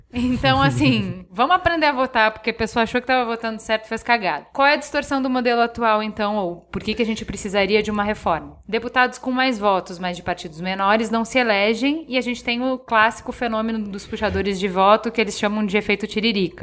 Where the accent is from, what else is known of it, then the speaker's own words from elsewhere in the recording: Brazil; a gente, como brasileiro